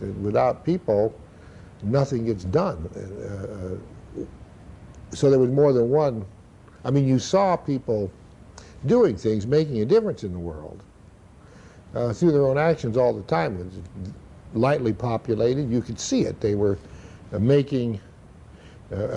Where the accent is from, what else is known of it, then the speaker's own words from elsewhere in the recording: Idaho, United States; You have to remember where I grew up. I grew up in Idaho at a time when there was a great deal of freedom in nature